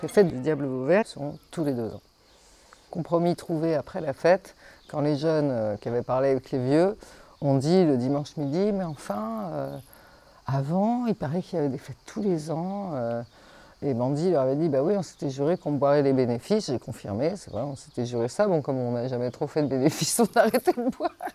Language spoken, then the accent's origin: French; Rouen, Normandy, France; also born or lived in Maisons-Laffitte / Colorgues; now in Vauvert, France; j'ai grandi, figure-toi, en Normandie